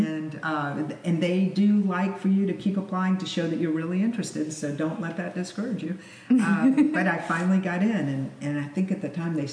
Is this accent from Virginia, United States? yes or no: yes; Lynchburg, Virginia, United States; moved away as an adult; also born or lived in Los Angeles; I grew up in Lynchburg, Virginia.